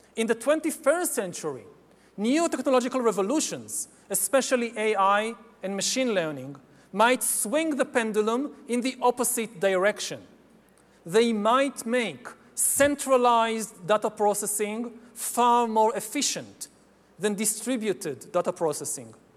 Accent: Israel; my home country of Israel

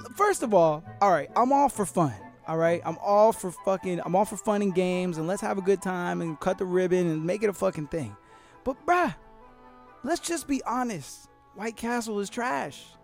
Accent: Florida, United States; Florida, my home state.

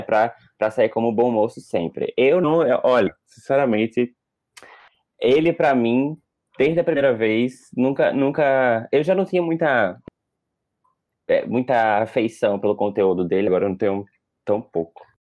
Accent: Northeast Brazil, Brazil; eu sou nordestino

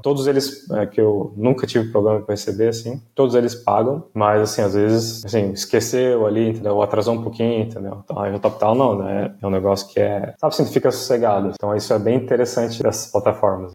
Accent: Brazil; also born or lived in Liverpool, England; eu sempre deixo que eu sou do Brasil ali no meu LinkedIn

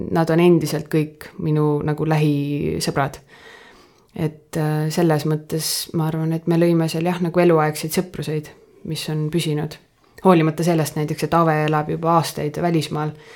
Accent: Põltsamaa, Jõgeva County, Estonia; moved away as an adult; ma olen Põltsamaalt

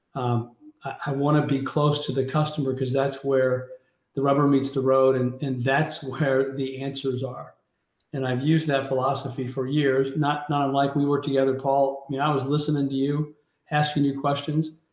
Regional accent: Kansas City, Missouri, United States; in Kansas City, Missouri, my hometown.

